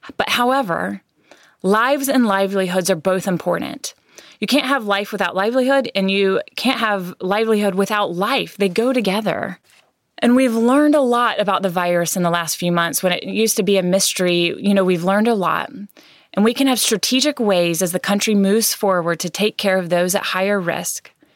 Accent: United States; as American citizens

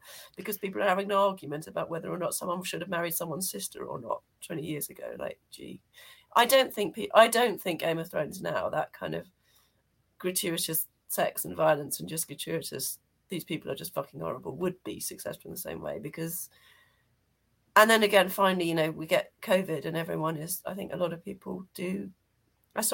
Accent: United Kingdom; as a British person

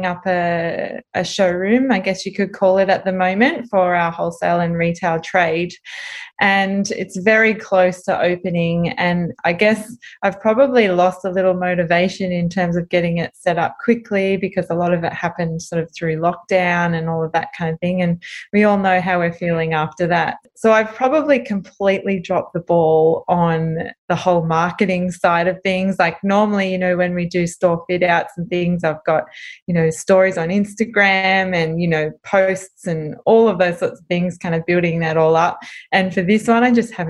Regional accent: South Coast, New South Wales, Australia; also born or lived in Sydney; I lived down on the South Coast and I've been almost born and raised on the South Coast. I've been here since I've been 2 years old

